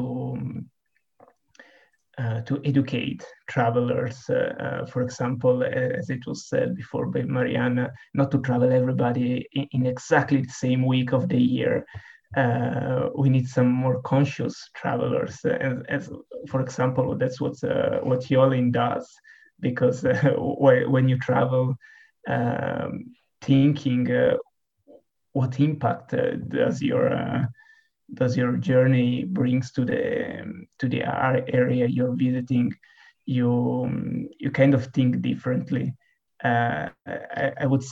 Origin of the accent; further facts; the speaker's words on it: Bormio, Lombardy, Italy; I'm from Bormio. If you don't know it, it's a small and beautiful town on the Italian Alps